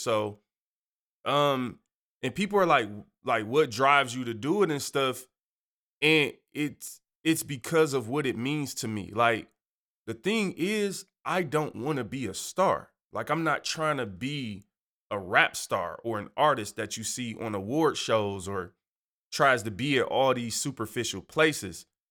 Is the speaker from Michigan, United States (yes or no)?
yes; Detroit, Michigan, United States; moved away; I'm from Detroit